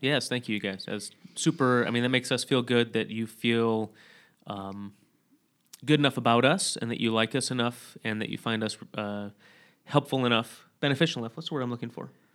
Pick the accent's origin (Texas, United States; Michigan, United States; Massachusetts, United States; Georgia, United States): Michigan, United States; Sturgis; moved away; from my hometown in Sturgis, Michigan